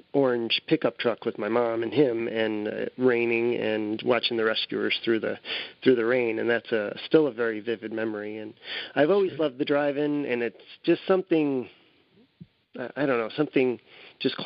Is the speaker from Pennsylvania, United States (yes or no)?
no; Guilderland, New York, United States; I grew up here locally in Gilderland, and I was a 70s kid